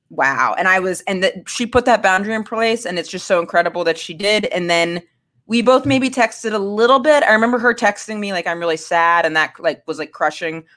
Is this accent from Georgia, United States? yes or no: no; Maine, United States; I'm from Maine.